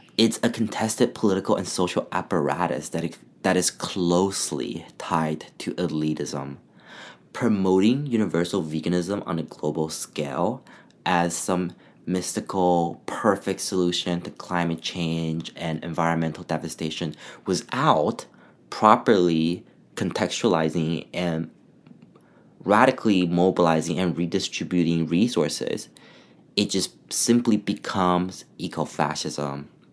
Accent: China; now in Canada; when I was growing up in China

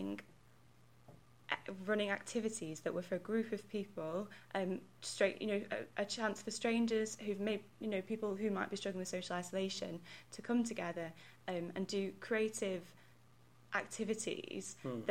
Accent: Stoke-on-Trent, West Midlands, United Kingdom; I'm from Stoke and Trent

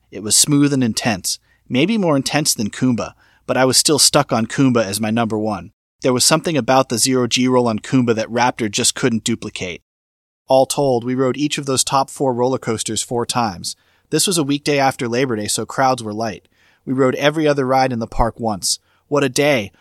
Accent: Boston, Massachusetts, United States; I grew up in the Boston area

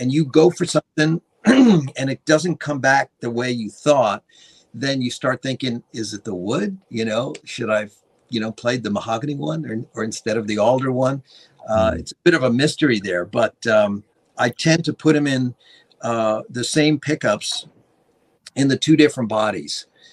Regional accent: Long Island, New York, United States; when I was a young teenager growing up on Long Island

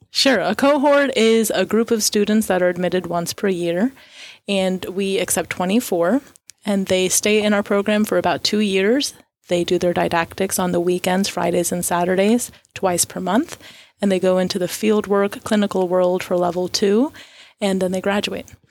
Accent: Florida, United States; moved away as an adult; now in Tyler, United States; I was born and raised in Florida

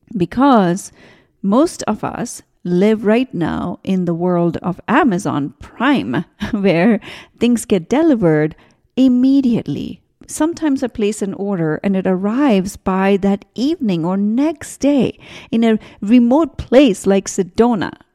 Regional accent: India; moved away; I grew up in India

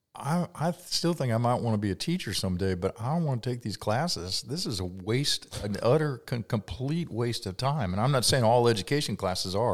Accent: Kentucky, United States; moved away as an adult; also born or lived in Ohio; I was from Kentucky

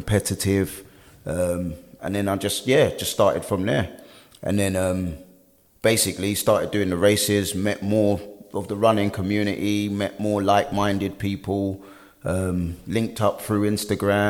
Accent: London, United Kingdom; I'm born and raised in West London. I was born in Hammersmith Hospital.

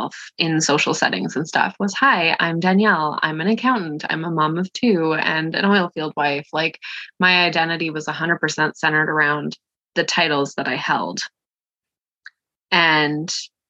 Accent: Canada; I'm from Canada

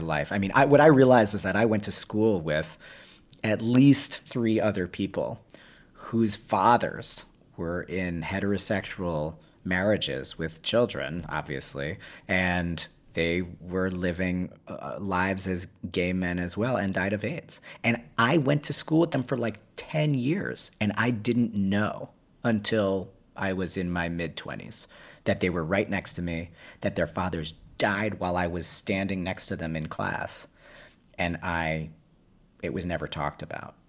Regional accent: New York City, New York, United States; in my city, you know, where I was born in New York City

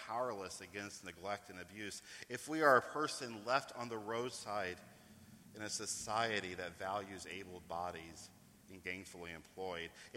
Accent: East Coast, United States; also born or lived in New York; I come from the East Coast. I still live in New York

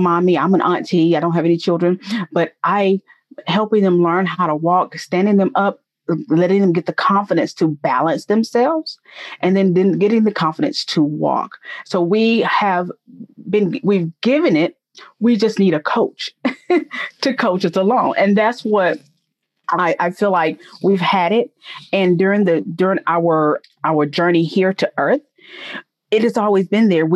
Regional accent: Atlanta, Georgia, United States; I'm a native of Georgia by way of Atlanta. Born and raised in Georgia. Haven't really lived anywhere else.

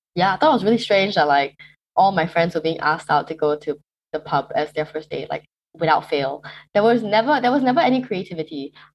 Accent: Malaysia; moved away as an adult; now in Cambridge, United Kingdom; I am originally from Malaysia

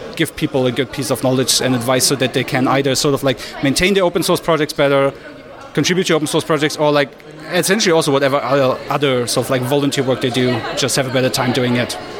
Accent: Berlin, Germany; I'm from Berlin in Germany

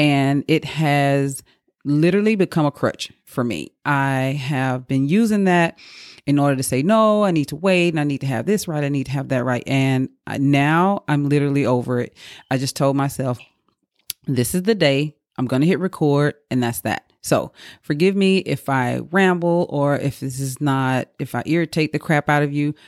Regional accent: Mississippi, United States; moved away; in my hometown. I'm from Mississippi

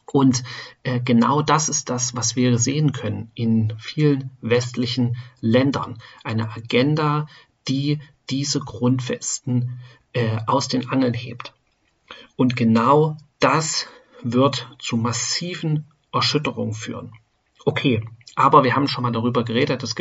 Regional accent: Germany; Ja, wir als Deutsche ähm, oder ich bin in Deutschland geboren, in Deutschland aufgewachsen.

